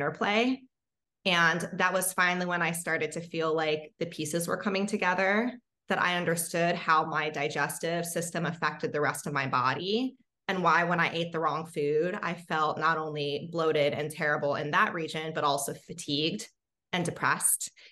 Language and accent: English; Hawaii, United States; I actually grew up in Hawaii